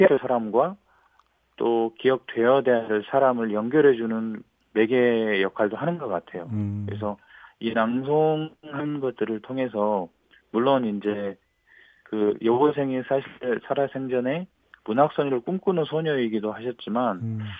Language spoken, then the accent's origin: Korean; Gwangju, South Korea; 네네 그렇습니다. 지금도 광주에 살고 있고